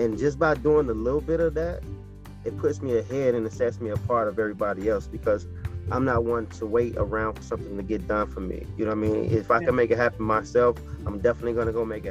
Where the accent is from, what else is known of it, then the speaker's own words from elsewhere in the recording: Chicago, Illinois, United States; I was born Chicago, Illinois